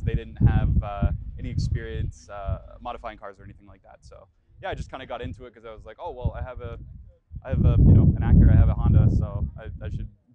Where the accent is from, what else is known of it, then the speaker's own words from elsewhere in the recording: Cambridge, Ontario, Canada; I grew up in Cambridge